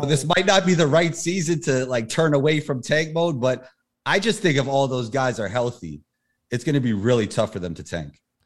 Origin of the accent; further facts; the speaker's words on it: New York City, New York, United States; also born or lived in Denmark / Israel; Growing up in New York City